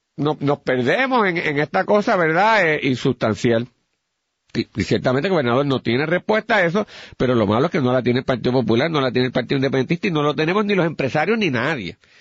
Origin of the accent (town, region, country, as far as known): Puerto Rico